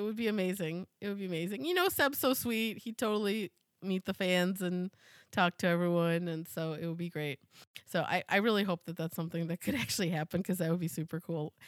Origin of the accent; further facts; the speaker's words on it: United States; as an American